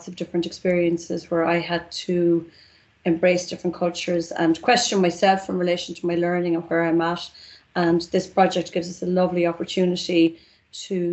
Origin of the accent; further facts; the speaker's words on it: Sligo, Connacht, Ireland; I'm originally from Sligo